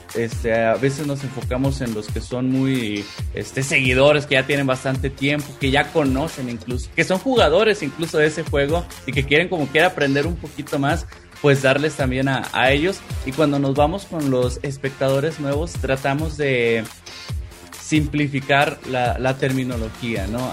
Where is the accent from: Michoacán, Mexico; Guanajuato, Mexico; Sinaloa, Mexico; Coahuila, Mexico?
Coahuila, Mexico; now in Mexico City, Mexico; soy originario de Coahuila o sea viajé cambié mi residencia